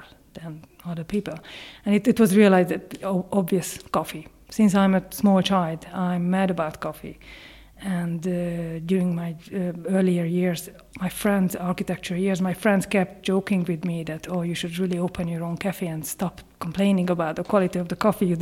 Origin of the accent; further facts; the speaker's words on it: Hungary; English is a second language; moved away as an adult; also born or lived in Ireland; now in County Leitrim, Ireland; I'm Hungarian. I moved to Ireland in 2004